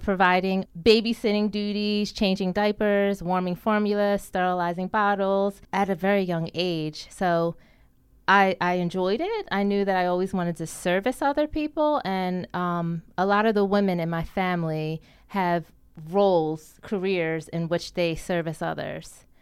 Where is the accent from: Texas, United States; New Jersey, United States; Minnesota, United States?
New Jersey, United States; Deptford Township; I grew up in Duffer Township, New Jersey. Um, I did my elementary, middle, and high school years there.